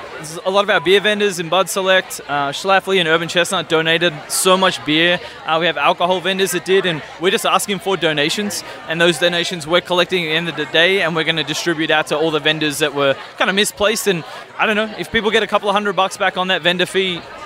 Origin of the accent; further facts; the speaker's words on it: Melbourne, Victoria, Australia; moved away as an adult; now in St. Louis, United States; So originally from Melbourne, Australia. Long story short, I was an exchange student back in 2006 at Drury in Springfield, Missouri.